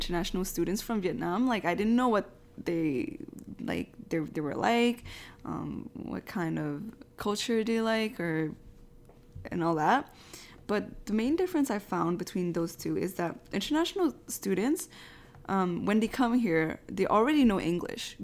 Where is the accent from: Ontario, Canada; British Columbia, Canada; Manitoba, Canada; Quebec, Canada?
Quebec, Canada; when I was younger, if someone asked me where I'm from, I would just say Canada or Quebec